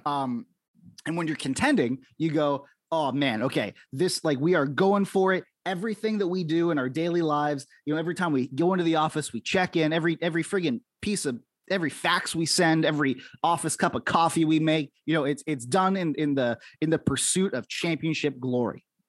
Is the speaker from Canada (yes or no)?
yes; Canada; I'm in Canada right now. You know, we grew up we grew up in our respective places